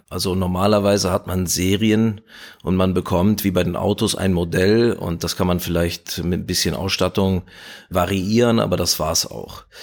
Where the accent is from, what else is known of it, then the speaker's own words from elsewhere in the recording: Spain; also born or lived in France / Italy; ich bin äh, in, in Spanien und äh, Frankreich aufgewachsen und in Italien, also ich war auch der Sprache schon mächtig.